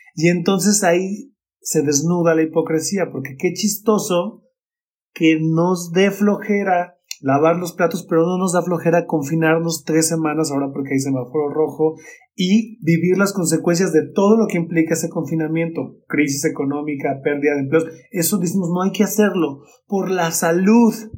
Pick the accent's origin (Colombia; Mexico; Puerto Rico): Mexico; mi ciudad natal, en Coca